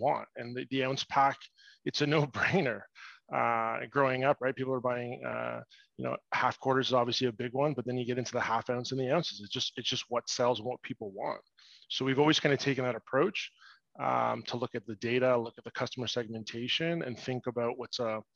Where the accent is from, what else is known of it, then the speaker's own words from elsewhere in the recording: Toronto, Ontario, Canada; I'm actually born and raised in Toronto, just outside